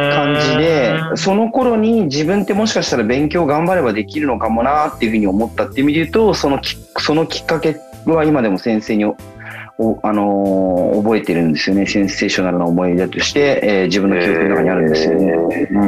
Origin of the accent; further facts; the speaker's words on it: Kiryu, Gunma, Japan; moved away as an adult; also born or lived in Tokyo; 僕は出身っていうふうに聞かれたら、群馬って答えるんですけれども、